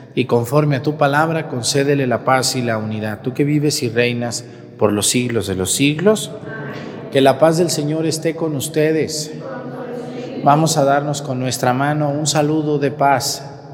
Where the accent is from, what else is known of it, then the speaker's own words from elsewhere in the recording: Mesticacán, Jalisco, Mexico; moved away; en mi pueblo Mesticacán